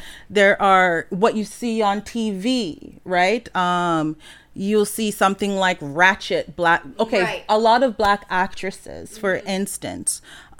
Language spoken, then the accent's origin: English; Jamaica; I'm Jamaican. It's hard to find Jamaican food.